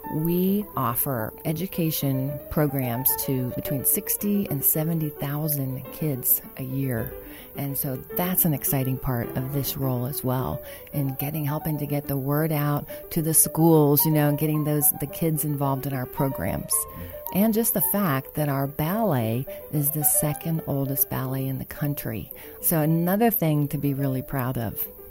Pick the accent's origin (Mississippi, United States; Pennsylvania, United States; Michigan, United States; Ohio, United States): Ohio, United States; Dayton; moved away as an adult; also born or lived in Charleston; I'm originally from Dayton, so I'm a Dayton native